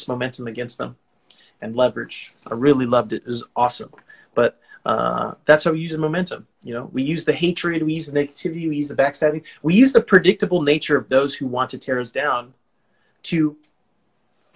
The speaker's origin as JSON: {"language": "English", "region": "California", "country": "United States", "said": "I'm from California"}